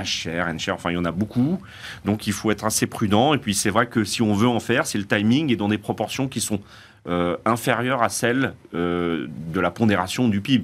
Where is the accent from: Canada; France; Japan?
France; chez nous en France